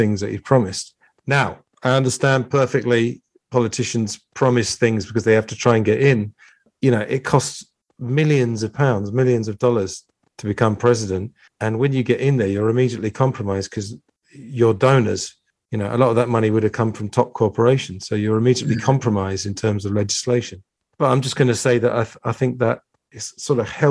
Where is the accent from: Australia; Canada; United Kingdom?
United Kingdom; I'm British